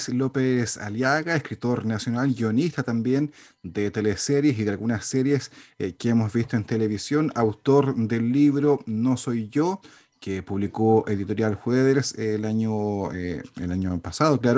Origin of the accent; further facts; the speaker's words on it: Chile; a nivel general, como chilenos, como sociedad